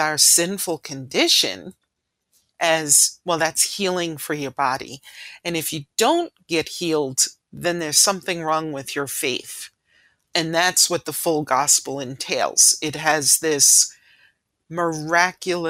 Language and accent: English; New York City, New York, United States; the church I grew up in Ridgewood, New York